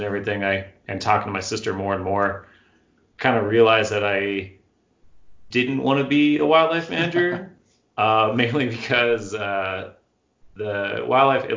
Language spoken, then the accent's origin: English; Tucson, Arizona, United States; I grew up here in Arizona in Tucson